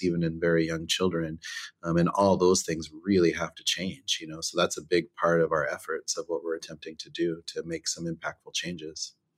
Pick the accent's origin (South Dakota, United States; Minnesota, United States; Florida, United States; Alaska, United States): South Dakota, United States; Pine Ridge Reservation; growing up on Pine Ridge, you know, we grew up in the country mostly